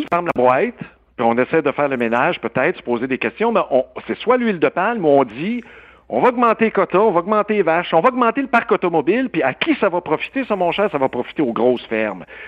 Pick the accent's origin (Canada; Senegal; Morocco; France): Canada; Quebec